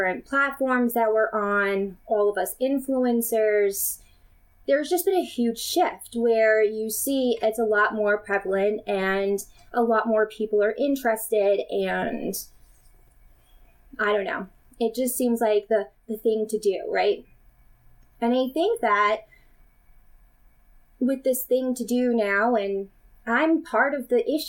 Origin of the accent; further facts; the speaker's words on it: United States; I am from the United States